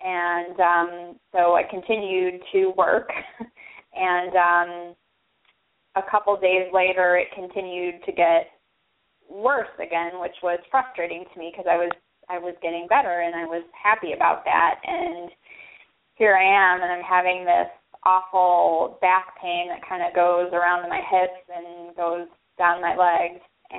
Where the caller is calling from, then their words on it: Chicago, Illinois, United States; I'm calling from the greater Chicagoland area.